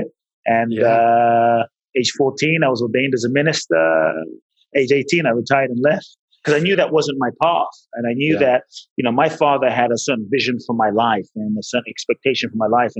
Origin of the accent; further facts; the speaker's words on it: London, United Kingdom; moved away as an adult; also born or lived in Ghana; now in Los Angeles, United States; Father's from Ghana, mother's Japanese, grew up in London